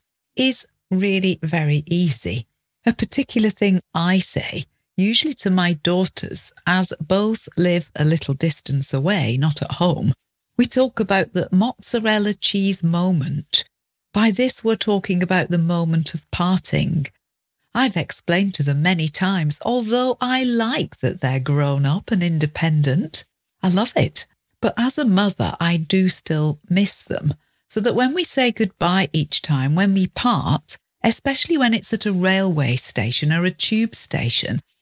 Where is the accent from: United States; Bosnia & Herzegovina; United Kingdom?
United Kingdom; we're British